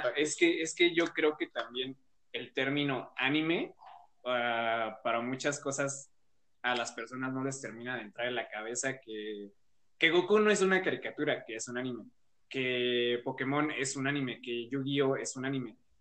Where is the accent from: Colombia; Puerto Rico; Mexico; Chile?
Mexico; en México seguimos siendo muy reacios a aceptar la cultura japonesa